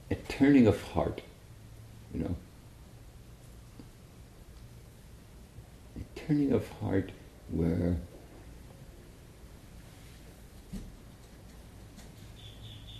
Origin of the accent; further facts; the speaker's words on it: Northern Ireland, United Kingdom; I come from Northern Ireland